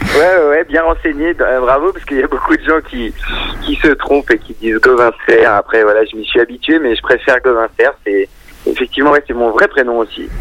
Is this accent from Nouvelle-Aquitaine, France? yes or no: yes; Creuse, Nouvelle-Aquitaine, France; moved away as an adult; now in Paris, France; j'ai grandi dans la Creuse, donc euh, des origines vraiment rurales